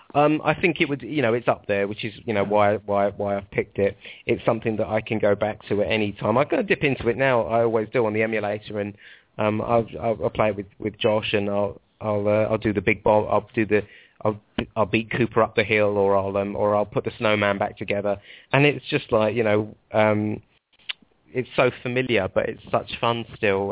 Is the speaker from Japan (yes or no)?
no; Stanmore, London, United Kingdom; now in Milton Keynes, United Kingdom; I'm from Stanmore, um, but I live in Milton Keynes now.